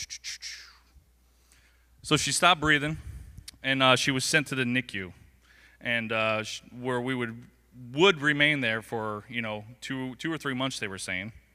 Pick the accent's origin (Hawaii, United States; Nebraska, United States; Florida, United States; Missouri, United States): Florida, United States; Englewood; I was born and raised right here in Englewood, Florida.